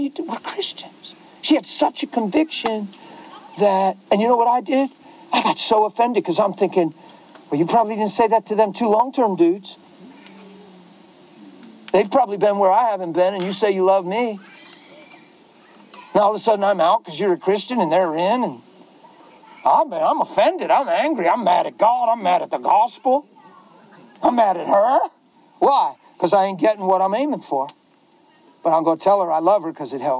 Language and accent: English; United States; I'm American